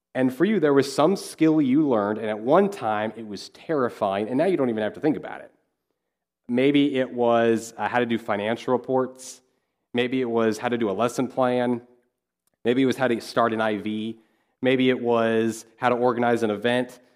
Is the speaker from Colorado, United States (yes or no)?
no; Kansas, United States; moved away; I grew up in Kansas